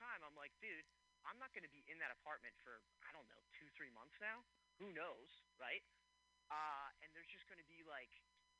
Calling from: Philadelphia, Pennsylvania, United States; Philadelphia, Pennsylvania.

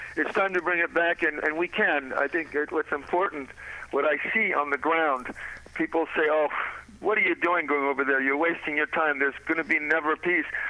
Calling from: Paris, Île-de-France, France; I'm calling you from Paris, France now

